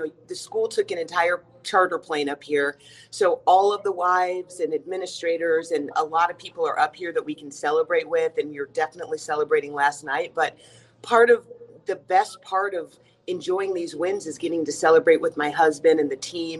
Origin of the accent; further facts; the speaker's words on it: Atlanta, Georgia, United States; moved away as an adult; also born or lived in West Coast / Nevada; now in Fayetteville, United States; I grew up in Atlanta, Georgia.